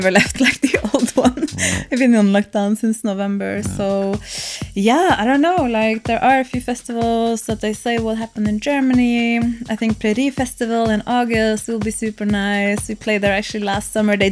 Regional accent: Norway; English is a second language; moved away; Norway again. You know, it's my home country

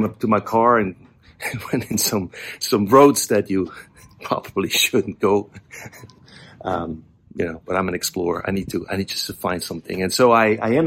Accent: Switzerland; moved away; So I grew up over here, and Zurich is over there. It's about 20 minutes.

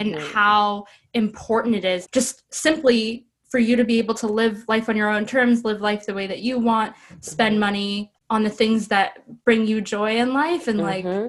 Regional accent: Ottawa, Ontario, Canada; I'm from Ottawa

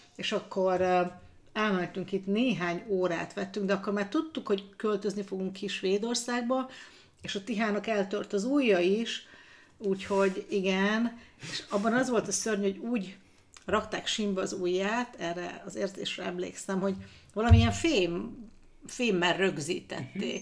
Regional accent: Ózd, Borsod-Abaúj-Zemplén, Hungary; moved away as an adult; also born or lived in Budapest / Sweden; Ózdon születtem

